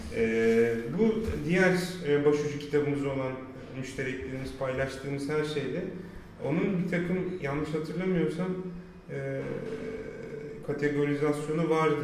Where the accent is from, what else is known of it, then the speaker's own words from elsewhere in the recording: Mersin, Turkey; 5. sınıfta Mersin'e geldim.